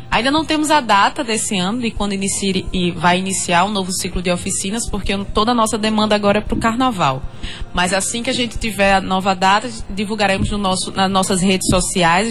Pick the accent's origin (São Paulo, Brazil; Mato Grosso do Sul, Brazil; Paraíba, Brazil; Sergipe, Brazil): Paraíba, Brazil; Eu falando como paraibana, eu acho que eu me tornei mais paraibana ainda quando eu entrei no Maracastelo